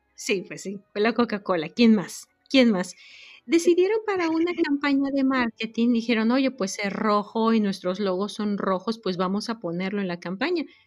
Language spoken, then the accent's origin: Spanish; Mexico; moved away as an adult; now in United States; yo nací, crecí en México, pero actualmente vivo en los Estados Unidos desde hace ya varios años